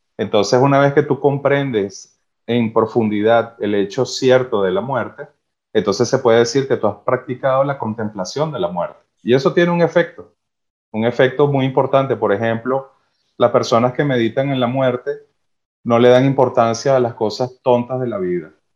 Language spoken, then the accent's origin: Spanish; Venezuela; moved away; Los venezolanos tenemos una cualidad de apertura